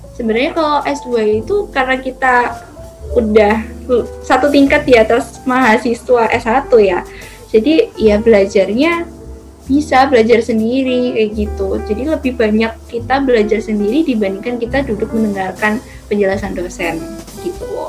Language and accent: Indonesian; East Java, Indonesia; aku kan asli Jawa Timur